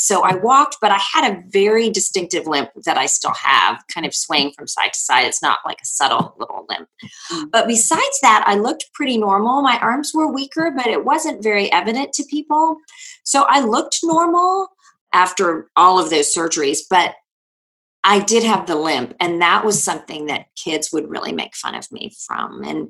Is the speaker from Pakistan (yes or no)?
no; India; born there; Well, I was born in India to Christian parents.